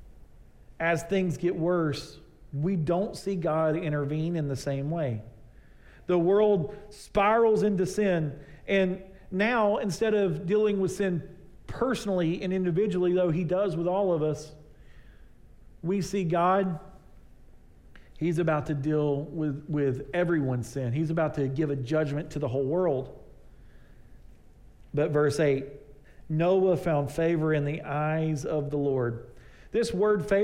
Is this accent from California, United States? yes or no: no; East Texas, United States; I grew up out in East Texas